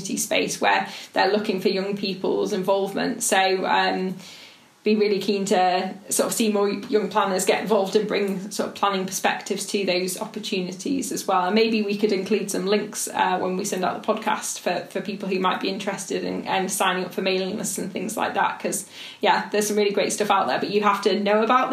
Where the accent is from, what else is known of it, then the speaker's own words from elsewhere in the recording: Stoke-on-Trent, West Midlands, United Kingdom; I grew up in Stoke-on-Trent, a city that suffered really post-industrial decline